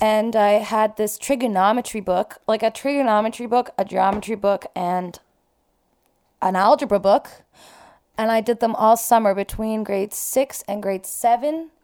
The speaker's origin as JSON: {"language": "English", "town": "Toronto", "region": "Ontario", "country": "Canada", "tie": "born or raised there", "also_born_or_lived": "Iran", "said": "I grew up, like, in North York"}